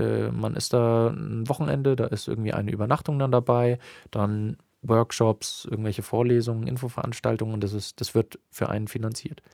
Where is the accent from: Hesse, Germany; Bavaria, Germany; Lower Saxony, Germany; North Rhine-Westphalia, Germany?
Bavaria, Germany; bei uns in Bayern